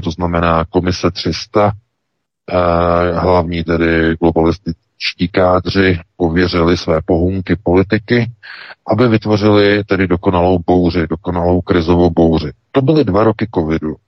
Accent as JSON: {"language": "Czech", "country": "Czechia"}